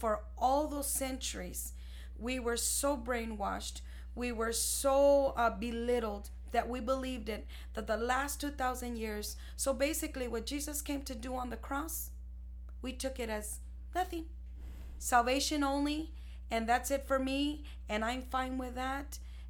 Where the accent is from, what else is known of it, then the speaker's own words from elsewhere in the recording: Ciudad Juarez, Chihuahua, Mexico; because we're both Mexicans from Mexico. We're from Ciudad Juarez, Chihuahua. And I was not raised there.